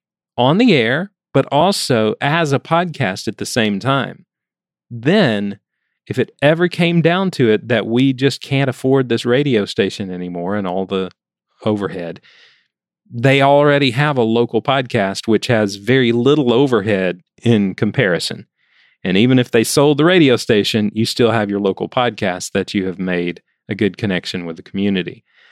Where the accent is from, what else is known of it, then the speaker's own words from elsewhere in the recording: Alabama, United States; And I remember in one town that I grew up in Alabama, there was something called Mule Day.